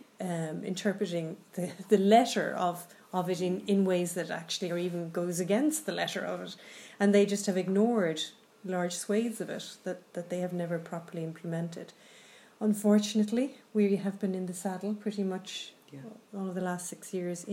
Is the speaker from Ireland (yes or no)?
yes; Ireland; who we are as Irish people